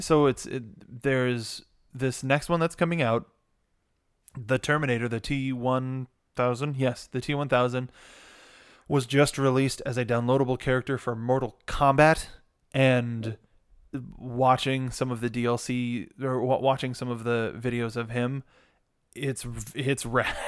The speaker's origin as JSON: {"language": "English", "town": "Los Angeles", "region": "California", "country": "United States", "tie": "born or raised there", "said": "we're born and raised in Los Angeles"}